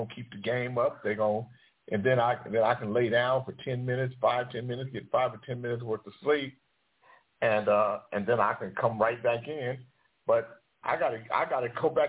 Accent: United States; being from the United States

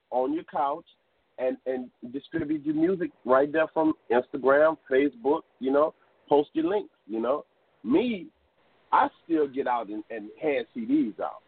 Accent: Crowley, Louisiana, United States; growing up in Crowley as a kid

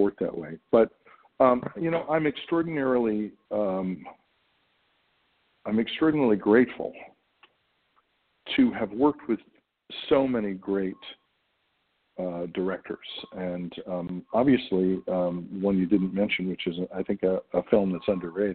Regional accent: United States; As an American actor

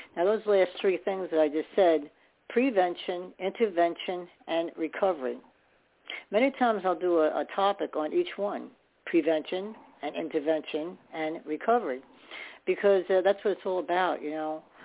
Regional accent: New York City, New York, United States; I was born in New York too

